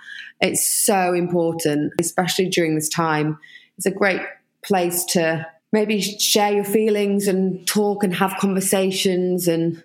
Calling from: London, United Kingdom; I'm in East London in my kitchen.

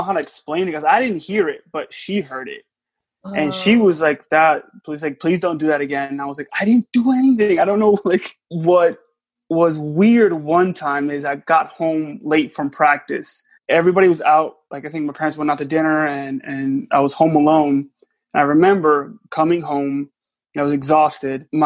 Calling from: South Florida, United States; I'm calling from South Florida.

